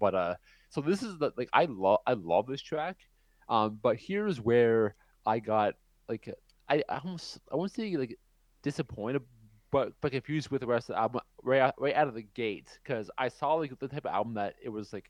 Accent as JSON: {"language": "English", "country": "Canada", "tie": "born or raised there", "said": "my hometown, like in Canada"}